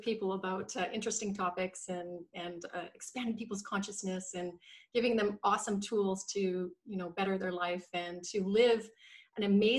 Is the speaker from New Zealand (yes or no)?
no; Canada; born there; now in Vancouver, Canada; So I was born in Canada. I currently live in Vancouver in beautiful British Columbia.